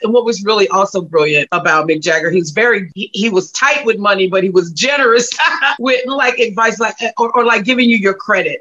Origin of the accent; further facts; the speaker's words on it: Gary, Indiana, United States; I'm originally from Gary, Indiana